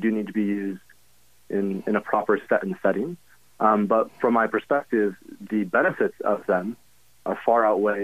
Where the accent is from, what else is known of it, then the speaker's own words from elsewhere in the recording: Grand Rapids, Michigan, United States; I grew up in Grand Rapids